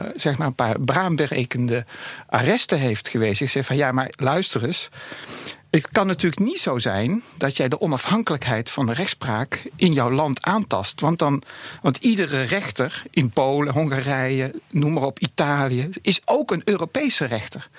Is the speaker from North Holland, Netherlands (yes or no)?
no; Breda, North Brabant, Netherlands; in Breda, waar ik vandaan kom